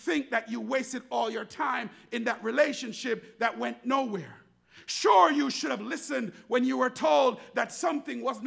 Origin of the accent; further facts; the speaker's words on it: Jamaica; growing up in Jamaica, we used to drink water from the garden hose